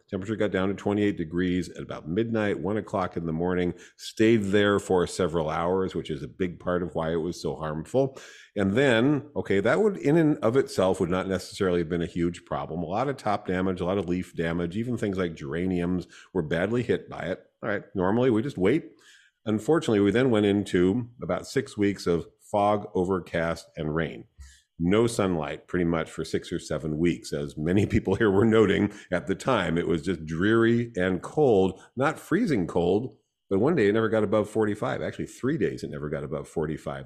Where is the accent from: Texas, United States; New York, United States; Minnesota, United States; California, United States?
California, United States; coastal Southern; now in Sacramento Valley, United States; coastal Southern California, I grew up in Sunset Zone twenty-four, which is Klingons to the coast